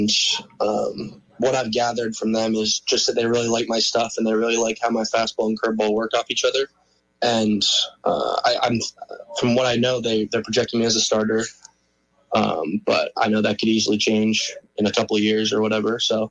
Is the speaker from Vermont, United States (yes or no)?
yes; Vermont, United States; I was from Vermont